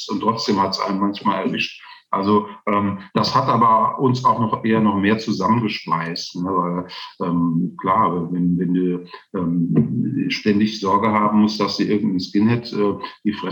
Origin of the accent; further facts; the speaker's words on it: Kaiserslautern, Rhineland-Palatinate, Germany; moved away; aber meine Wurzeln habe ich ganz klar in Kaiserslautern. Aber als ich als Teenager in Kaiserslautern gelebt habe, da wollte ich nichts wie raus.